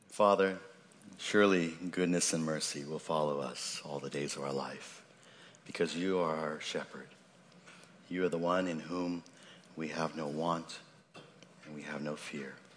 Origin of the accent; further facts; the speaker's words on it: Seattle, Washington, United States; having been raised, grown, born and raised in Seattle